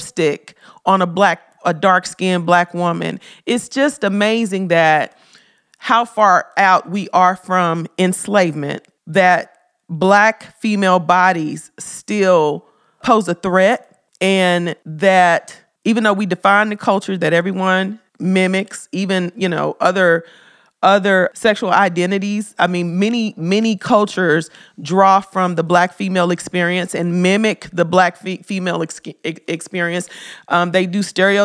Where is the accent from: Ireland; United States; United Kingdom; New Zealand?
United States; Memphis, Tennessee; I love Memphis. That's my hometown.